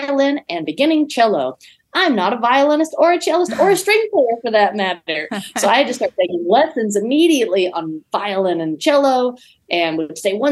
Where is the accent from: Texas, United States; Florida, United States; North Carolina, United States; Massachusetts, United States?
Texas, United States; East; now in Winston-Salem, United States; I'm originally from Texas. I grew up in East Texas on about 5 acres of land